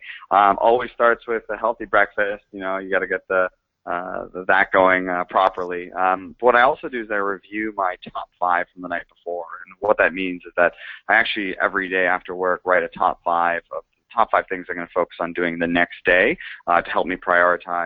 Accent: Toronto, Ontario, Canada; moved away as an adult; also born or lived in London, United Kingdom / San Francisco, United States; I'm not from there, but I'm actually from Toronto in Canada

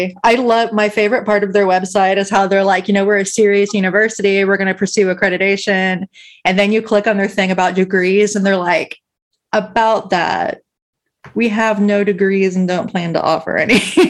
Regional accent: Texas, United States; I can drag on Texas because I'm here, but y'all can't.

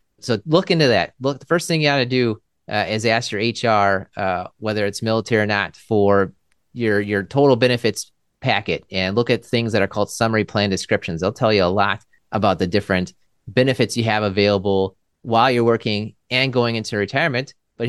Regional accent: Maryland, United States; now in Milwaukee, United States; I'm from Maryland, I suppose. My dad was in the military as well, so we kind of moved around a little bit

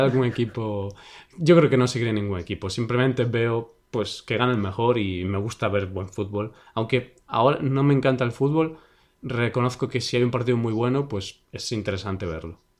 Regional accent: Vigo, Galicia, Spain; el equipo de mi ciudad

